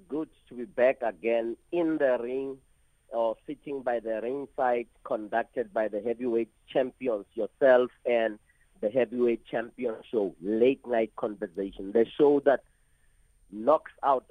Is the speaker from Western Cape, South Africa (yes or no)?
no; Bekkersdal, Gauteng, South Africa; Particularly, I have observed and seen this in my hometown where I was born and bred in Bekkersdal.